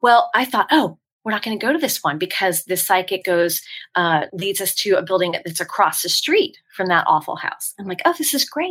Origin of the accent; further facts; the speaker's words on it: San Francisco, California, United States; now in Franklin, United States; I grew up in the Bay Area, San Francisco area